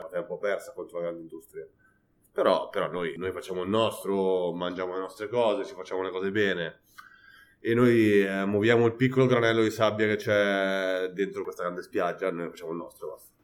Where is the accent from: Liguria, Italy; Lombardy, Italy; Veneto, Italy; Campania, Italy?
Lombardy, Italy; Pavia; now in Barcelona, Spain; sono del nord Italia e farei torto a me stesso a fare mozzarella quando sono di Pavia